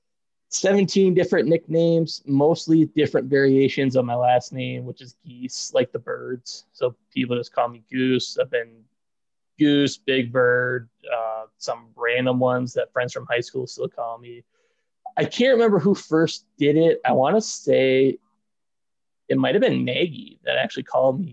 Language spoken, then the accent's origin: English; Windom, Minnesota, United States; I'm from Windham, Minnesota, which was 2 hours from Brookings